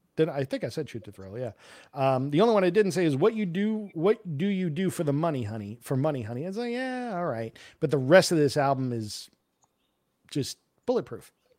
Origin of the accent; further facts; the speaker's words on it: New York, United States; I'm from New York